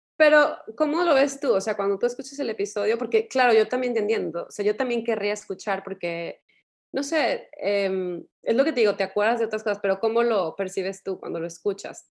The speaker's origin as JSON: {"language": "Spanish", "country": "Mexico", "said": "así somos eh, los mexicanos"}